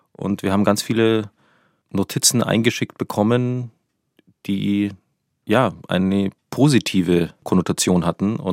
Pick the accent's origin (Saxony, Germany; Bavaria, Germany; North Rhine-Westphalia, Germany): Bavaria, Germany; Munich; now in Berlin, Germany; Ich komme aus München, ich war natürlich auch Teil von dieser.